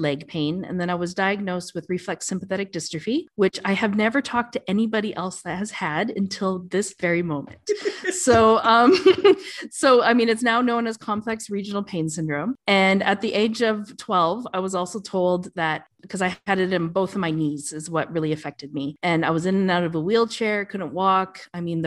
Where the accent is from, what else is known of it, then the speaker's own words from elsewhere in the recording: Canada; moved away as an adult; now in Dubai, United Arab Emirates; I am Canadian, but I left for Dubai and the warm and the sun, leaving behind the snow about 11 years